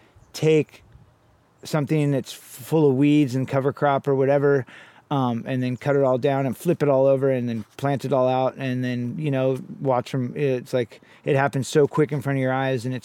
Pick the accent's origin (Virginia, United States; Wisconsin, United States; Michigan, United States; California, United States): California, United States; Santa Cruz; I was born here in Santa Cruz, California in 1979